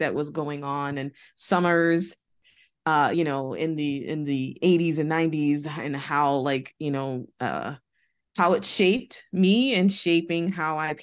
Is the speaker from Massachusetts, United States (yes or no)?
yes; Boston, Massachusetts, United States; I grew up in Boston.